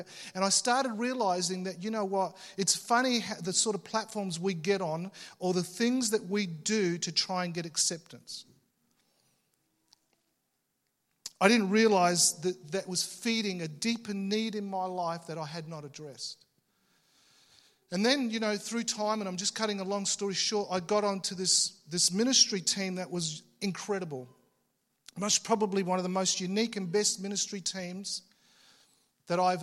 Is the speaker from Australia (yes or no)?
yes; Australia; I was born in Australia, but you know, I had Italian parents